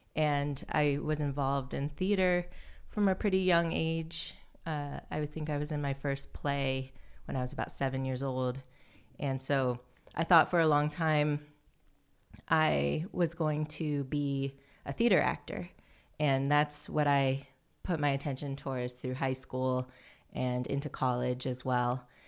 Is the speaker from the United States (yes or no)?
yes; Fairfield, Iowa, United States; I grew up in Fairfield, Iowa, which is a small town